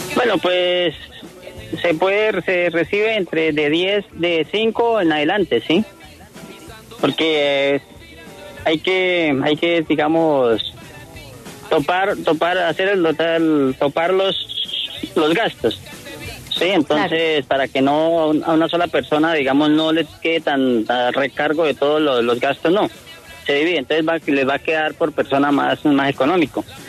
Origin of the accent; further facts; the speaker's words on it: Villanueva, Casanare, Colombia; soy nativo, nativo de esta región